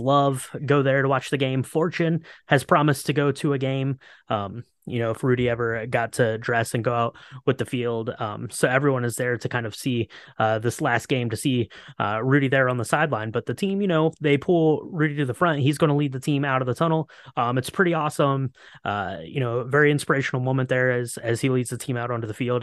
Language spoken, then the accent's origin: English; Ohio, United States; I grew up in Ohio